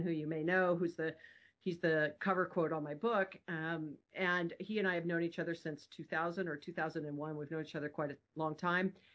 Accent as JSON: {"language": "English", "region": "Hawaii", "country": "United States", "tie": "born or raised there", "said": "I'm born and raised in Hawaii"}